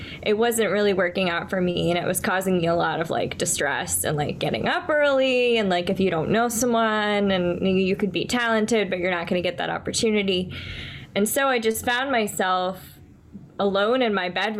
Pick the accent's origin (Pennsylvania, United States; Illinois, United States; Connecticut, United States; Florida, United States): Florida, United States; Orlando; moved away as an adult; also born or lived in Tallahassee, Florida / Brooklyn, New York City; now in New York City, United States; I'm originally from Orlando, Florida